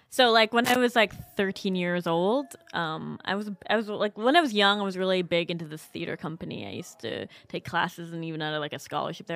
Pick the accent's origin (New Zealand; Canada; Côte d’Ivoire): Canada; I'm Canadian